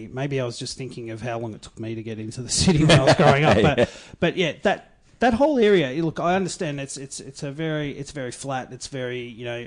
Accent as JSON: {"language": "English", "town": "Melbourne", "region": "Victoria", "country": "Australia", "tie": "born or raised there", "said": "I grew up in the West. I was born in Altona"}